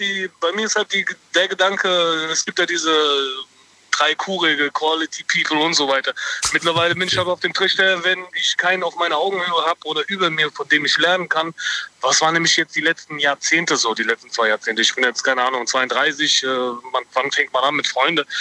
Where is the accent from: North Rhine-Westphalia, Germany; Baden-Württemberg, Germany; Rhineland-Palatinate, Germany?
Rhineland-Palatinate, Germany; Mainz area; ich komme aus dem Rheinland-Pfalz-Gebiet, da Mainz, die Ecke rum